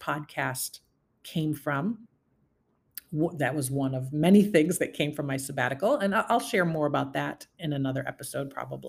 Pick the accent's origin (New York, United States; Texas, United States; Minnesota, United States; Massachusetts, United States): New York, United States; Syracuse; moved away as an adult; I was born and raised in Syracuse, New York, in a very traditional family unit